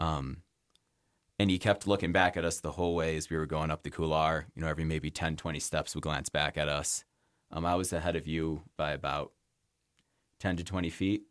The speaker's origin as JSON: {"language": "English", "town": "Rochester", "region": "New York", "country": "United States", "tie": "born or raised there", "also_born_or_lived": "Pittsburgh, Pennsylvania / Boston", "moved": "yes", "lives_now": "Jackson, United States", "said": "I grew up in Rochester, New York"}